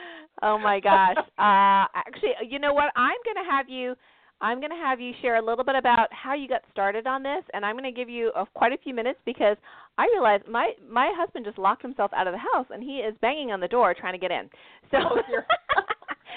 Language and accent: English; Canada; now in United States; I'm Canadian, for those of you that don't know that, living in the States